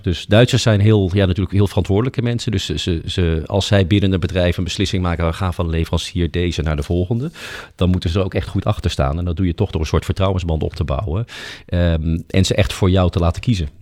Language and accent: Dutch; Netherlands; wij als Nederlanders